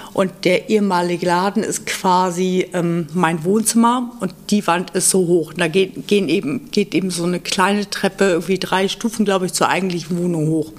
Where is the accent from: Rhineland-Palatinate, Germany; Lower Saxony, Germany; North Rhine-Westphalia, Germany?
Lower Saxony, Germany; Göttingen; moved away as an adult; now in Hamburg, Germany; ich bin, ähm, aus Göttingen, hab Abi gemacht und bin mit zwanzig hier nach Hamburg gezogen fürs Studium